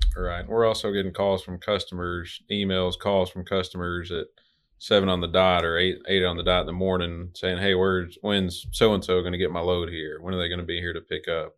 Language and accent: English; Little Rock, Arkansas, United States; I'm from Little Rock, Arkansas. Pretty much lived there since I was about four years old